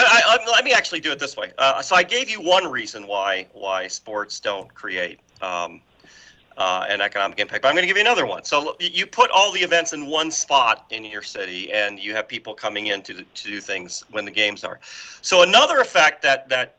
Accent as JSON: {"language": "English", "town": "Detroit", "region": "Michigan", "country": "United States", "tie": "born or raised there", "said": "I grew up in Detroit"}